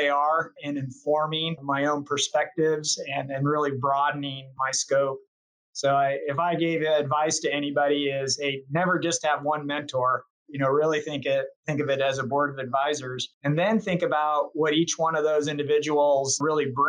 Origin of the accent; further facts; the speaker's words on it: Chico, California, United States; I actually grew up in Chico, California, and that's a small farming community in the Northern Valley, north of Sacramento